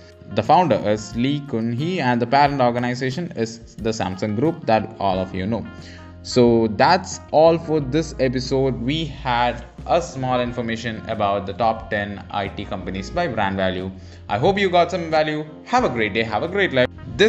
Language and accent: English; India; I'm an Indian